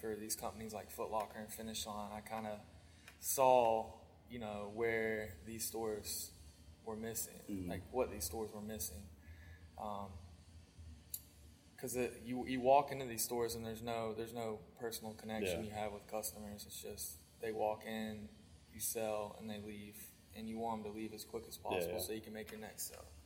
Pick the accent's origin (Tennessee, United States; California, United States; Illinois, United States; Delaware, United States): Tennessee, United States; Johnson City; now in Charleston, United States; So where I grew up is Johnson City